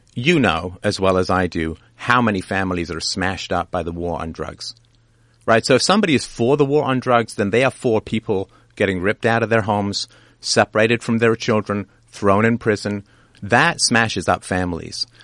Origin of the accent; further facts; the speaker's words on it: Canada; I'm Canadian